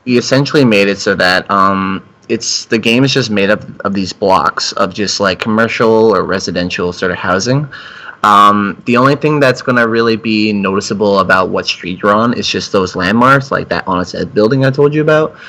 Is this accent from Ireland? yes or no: no; Canada; I'm Canadian